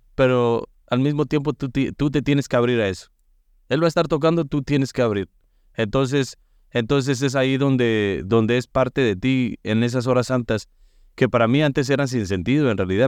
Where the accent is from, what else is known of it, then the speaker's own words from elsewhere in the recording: Mexico; moved away; en México nos acostumbraban para el fin de año de llevarnos al, al Santísimo